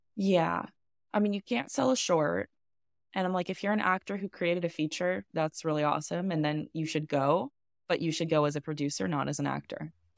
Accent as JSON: {"language": "English", "country": "United States", "said": "I'm a American filmmaker"}